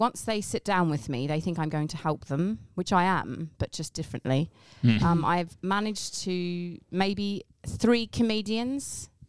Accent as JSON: {"language": "English", "region": "England", "country": "United Kingdom", "said": "I am from England."}